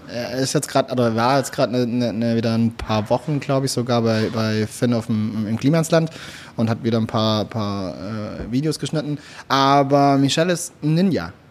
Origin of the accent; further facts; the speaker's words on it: Swabia, Baden-Württemberg, Germany; ich komme aus dem Schwabenland